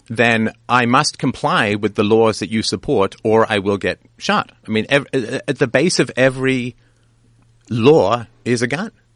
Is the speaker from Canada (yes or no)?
yes; Canada; I'm Canadian